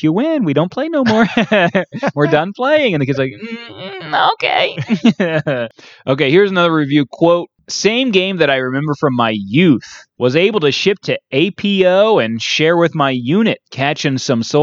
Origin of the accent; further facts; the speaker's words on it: United States; I as an American taxpayer